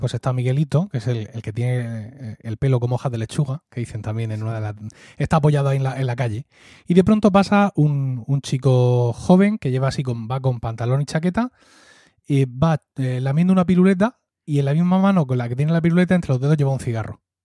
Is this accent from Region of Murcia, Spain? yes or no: yes; Murcia, Region of Murcia, Spain; accent: Murcian; Blanca / Valle de Ricote accent; also born or lived in Blanca, Murcia; hablar con mi acento natural de blanca